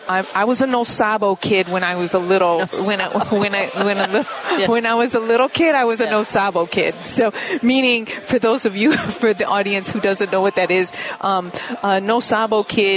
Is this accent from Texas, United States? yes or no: no; Chicago, Illinois, United States; I grew up in the Wrigleyville neighborhood when it was Lakeview, and Wrigleyville technically did not exist because it was the hood at the time.